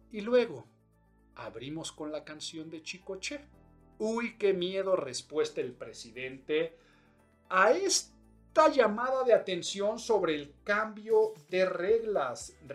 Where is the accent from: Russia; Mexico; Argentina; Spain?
Mexico; yo soy muy mexicano y estamos hablando de soberanía